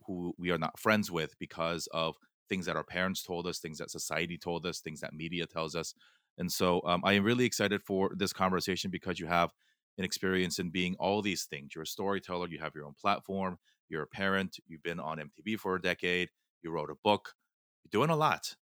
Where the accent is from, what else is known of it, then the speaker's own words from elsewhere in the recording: Fullerton, California, United States; first language Korean; English is a second language; also born or lived in South Korea; we moved from Korea to Fullerton when I was eight